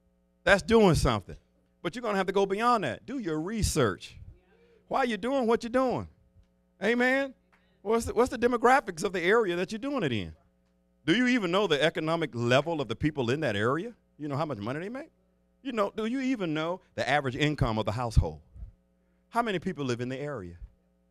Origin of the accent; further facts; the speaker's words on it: the South, United States; I was raised in the South